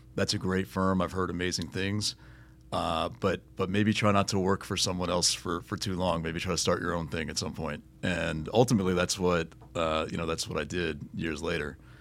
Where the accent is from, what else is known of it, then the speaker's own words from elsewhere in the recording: Miami, Florida, United States; native South Floridian and from you know from Miami and growing up on Miami Heat basketball